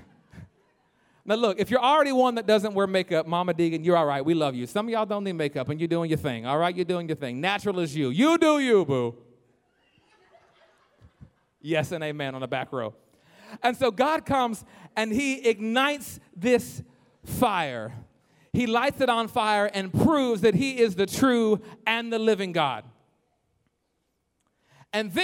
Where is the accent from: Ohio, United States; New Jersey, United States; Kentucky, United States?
Kentucky, United States; Lexington; I'm from Kentucky, y'all, Lexington, the thoroughbred racing capital of the world, proud of it